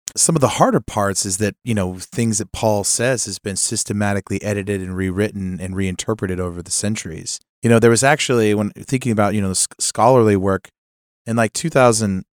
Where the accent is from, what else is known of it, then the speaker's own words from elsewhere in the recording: California, United States; moved away; I, I come from California. I, I visit there a lot